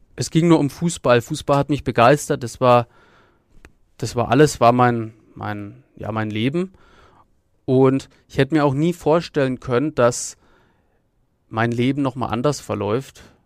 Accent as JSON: {"language": "German", "town": "Nuremberg", "region": "Bavaria", "country": "Germany", "tie": "born or raised there", "said": "aufgewachsen bin ich in der Nürnberger Südstadt"}